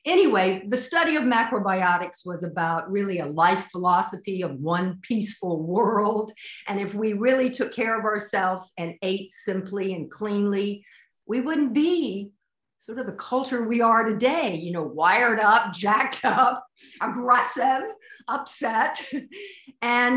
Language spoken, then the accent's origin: English; Memphis, Tennessee, United States; moved away as an adult; also born or lived in Houston, Texas / New York City; I grew up in Memphis, Tennessee